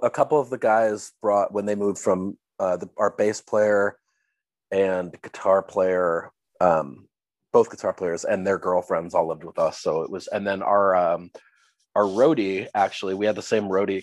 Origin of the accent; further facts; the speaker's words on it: Minneapolis, Minnesota, United States; I was born and raised in the Twin Cities, Minneapolis, St. Paul.